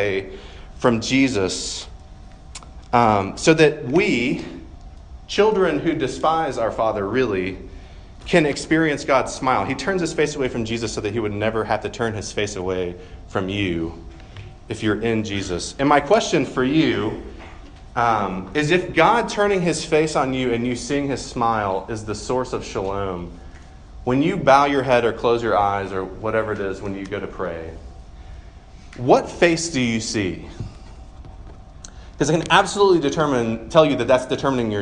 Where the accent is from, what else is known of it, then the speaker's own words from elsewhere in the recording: Georgia, United States; moved away; I'm from Georgia, and from in the Deep South